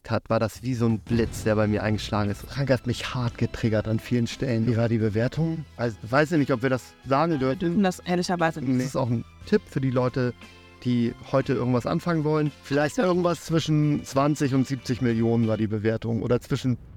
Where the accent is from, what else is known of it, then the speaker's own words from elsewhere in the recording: Germany; born there; also born or lived in Africa; Ich bin zwar in Deutschland geboren, aber habe lange in Afrika gelebt, hatte da sehr viel Kontakt mit fremdländischer Küche